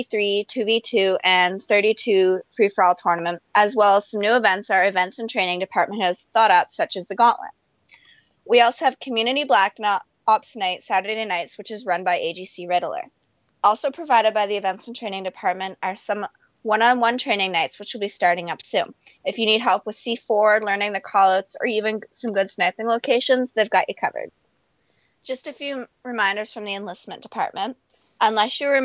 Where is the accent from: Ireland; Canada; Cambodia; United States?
Canada; Eastern Canada; I'm a high school student from Eastern Canada.